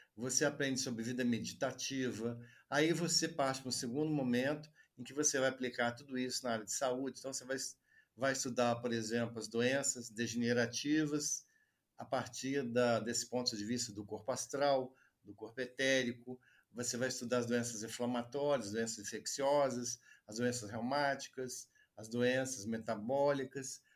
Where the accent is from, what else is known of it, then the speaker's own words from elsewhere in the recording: Juiz de Fora, Minas Gerais, Brazil; Eu fiz graduação em medicina aqui em Juiz de Fora, onde eu vivo, né? atualmente, onde eu nasci também